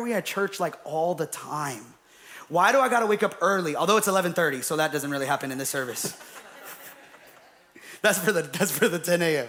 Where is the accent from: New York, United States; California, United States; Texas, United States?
California, United States; Whittier; I grew up in Whittier